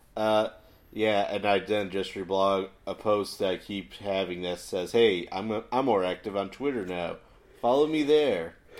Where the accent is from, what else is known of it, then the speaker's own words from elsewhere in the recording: Chicago, Illinois, United States; moved away; I'm from Chicago